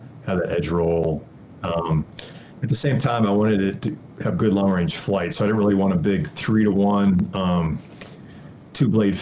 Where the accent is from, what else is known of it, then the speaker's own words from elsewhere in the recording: Wisconsin, United States; moved away as an adult; now in Colorado, United States; I actually grew up in Wisconsin.